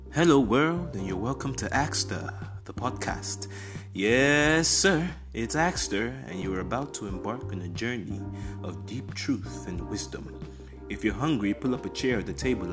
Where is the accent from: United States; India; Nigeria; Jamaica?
Nigeria; Enugu State; I'm from Enugu State in Nigeria.